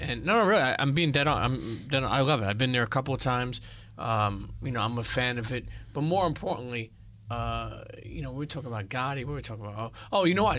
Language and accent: English; New York City, New York, United States; I grew up in Brooklyn, Italian